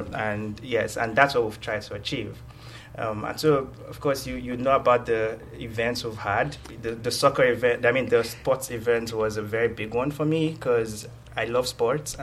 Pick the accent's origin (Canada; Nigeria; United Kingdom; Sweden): Nigeria; moved away as an adult; now in Georgia, United States; I was born and raised in Nigeria